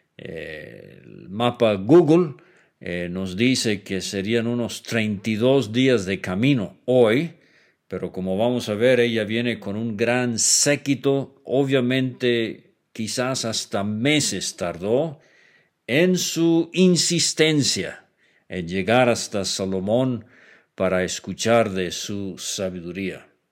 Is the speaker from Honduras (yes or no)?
no; Venezuela; yo crecí como muchacho en Venezuela